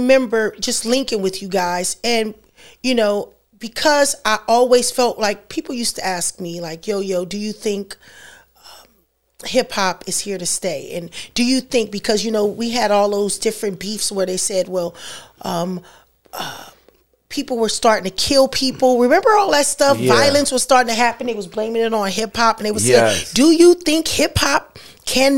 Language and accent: English; Los Angeles, California, United States; also born or lived in Carson / Compton / Lynwood; I grew up in many parts of Los Angeles. Like, I'm a California girl. That's why I have to say it. So I'm from Los Angeles.